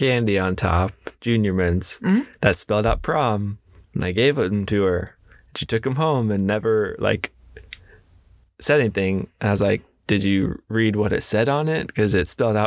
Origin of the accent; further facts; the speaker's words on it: Ocala, Florida, United States; now in Orlando, United States; I was born in Ocala